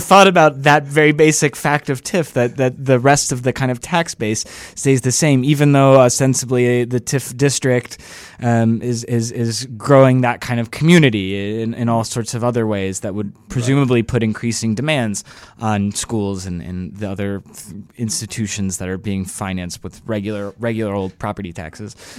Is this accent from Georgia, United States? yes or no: yes; Atlanta, Georgia, United States; now in Chicago, United States; I'm originally from Atlanta